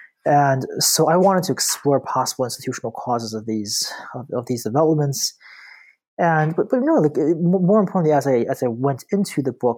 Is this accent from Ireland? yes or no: no; Beijing, China; also born or lived in Tianjin / Buffalo; So I'm a Chinese native. I was born in Tianjin, which is like an hour south of Beijing. And I grew up, I spent most of my childhood in Beijing, with the exception of 5 years that I spent in Buffalo